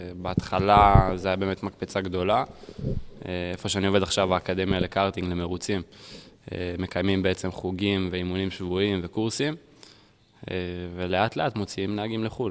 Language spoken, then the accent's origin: Hebrew; United States; moved away; also born or lived in Israel; גרתי פעם בארצות הברית, גדלתי בארצות הברית